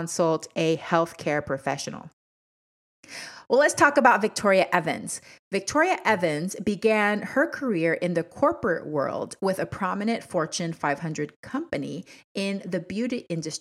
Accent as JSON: {"language": "English", "country": "Panama", "moved": "yes", "lives_now": "Washington State, United States", "said": "I'm from Panama originally."}